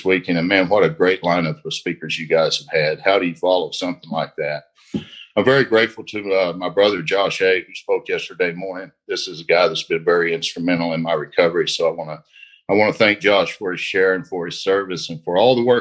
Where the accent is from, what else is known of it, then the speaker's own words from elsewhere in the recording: Indian Territory, Oklahoma, United States; I'm from the Indian Territory here in Oklahoma.